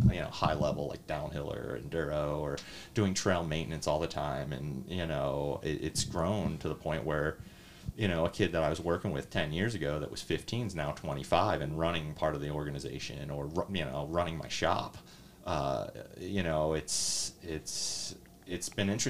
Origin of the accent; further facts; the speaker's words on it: Reading, Pennsylvania, United States; I grew up in Reading. I grew up in that society